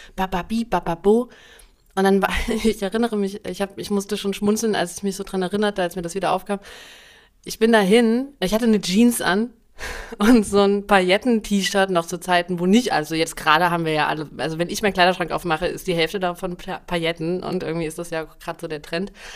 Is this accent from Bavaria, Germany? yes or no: no; Dresden, Saxony, Germany; also born or lived in Berlin; in Dresden, das ist ja meine Heimatstadt, in der ich auch Abitur gemacht habe